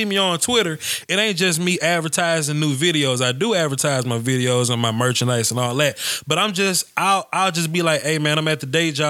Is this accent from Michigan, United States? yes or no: no; Nashville, Tennessee, United States; I'm from Nashville